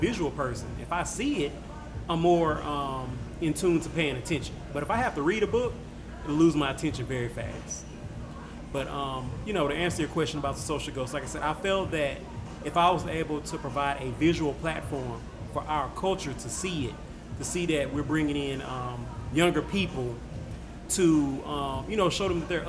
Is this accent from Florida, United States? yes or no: no; Shreveport, Louisiana, United States; I'm born and raised. I'm from Shreveport